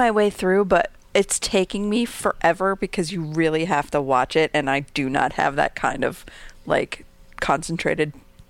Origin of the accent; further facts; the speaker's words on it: New Jersey, United States; We are all from New Jersey